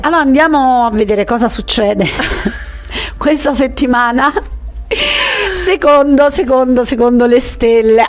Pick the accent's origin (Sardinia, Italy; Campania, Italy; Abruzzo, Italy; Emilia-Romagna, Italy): Campania, Italy; a village near Taurasi; a cavallo tra il mio paese e Taurasi